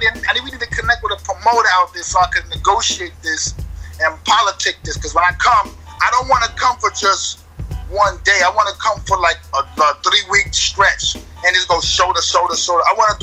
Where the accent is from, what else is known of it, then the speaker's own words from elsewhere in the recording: New York, United States; I'm from New York